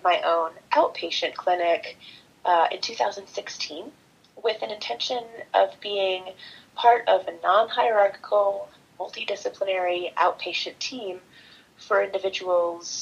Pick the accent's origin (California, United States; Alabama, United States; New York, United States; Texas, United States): California, United States; Northern; moved away as an adult; I grew up in Northern California and went back east to school.